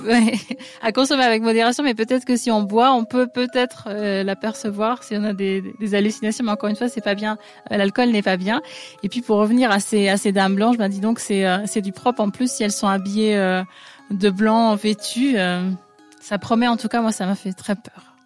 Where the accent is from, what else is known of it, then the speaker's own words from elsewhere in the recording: north-east France, France; je viens du nord-est de la France